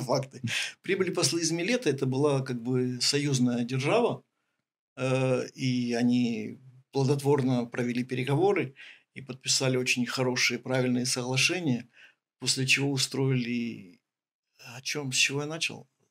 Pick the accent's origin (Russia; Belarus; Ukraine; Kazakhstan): Ukraine